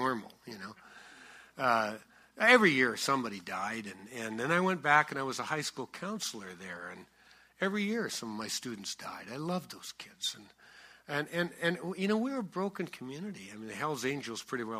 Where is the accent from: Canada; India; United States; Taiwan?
Canada; I'm Canadian and left-handed.